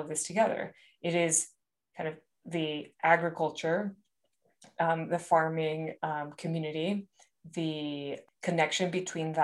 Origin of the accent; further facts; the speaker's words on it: Monterrey, Nuevo León, Mexico; I actually grew up in Monterrey, Mexico